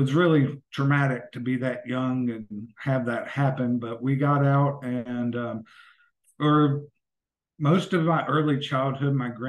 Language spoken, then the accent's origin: English; Yukon, West Virginia, United States; also born or lived in Bluefield, West Virginia; now in Kansas City, United States; I'm originally from southern West Virginia. I grew up in a very small town called Yukon, West Virginia, right outside of War, which is WAR